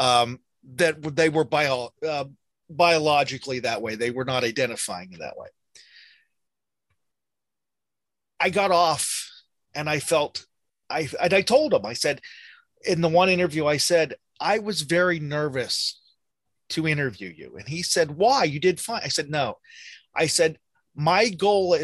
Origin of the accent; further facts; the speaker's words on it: United States; I'm American